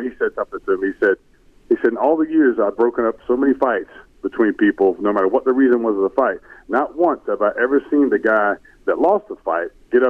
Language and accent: English; Brunswick, Georgia, United States; I grew up in Brunswick, Georgia